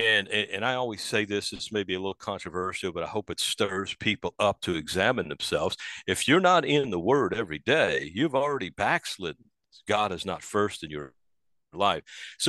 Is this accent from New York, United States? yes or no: no; New Orleans, Louisiana, United States; moved away; that's where I grew up, in New Orleans.